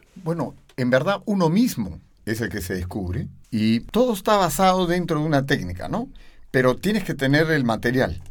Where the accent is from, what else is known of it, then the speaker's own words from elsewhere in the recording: Lima, Peru; yo vengo, nací en Lima, en Perú, eh, en un distrito que se llama Miraflores. Y bueno, toda mi vida viví ahí